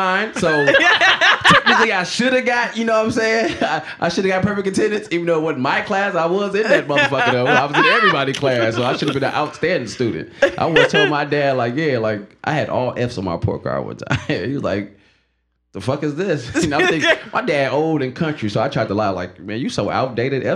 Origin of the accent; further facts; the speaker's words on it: Waukegan, Illinois, United States; I'm from Waukegan. I did not graduate Waukegan high school